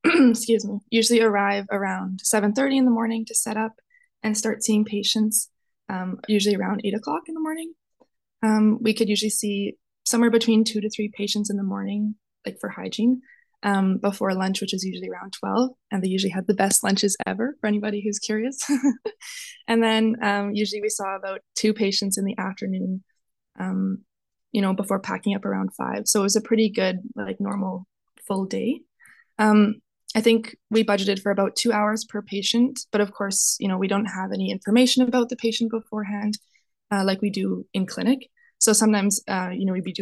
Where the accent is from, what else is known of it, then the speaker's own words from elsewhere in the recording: Westlock, Alberta, Canada; also born or lived in Edmonton; I'm originally from Westlock, Alberta, which for those of you who don't know, it's a small farming town about an hour north of Edmonton